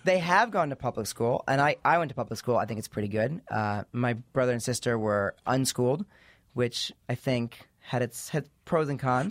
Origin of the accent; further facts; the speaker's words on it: East Coast, United States; I grew up in the East Coast